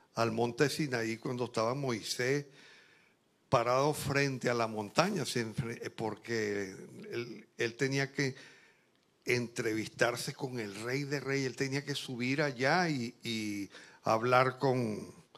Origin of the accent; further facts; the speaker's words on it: Barquisimeto, Lara, Venezuela; moved away as an adult; now in Santo Domingo, Dominican Republic; yo soy de Barquisimeto, una ciudad grande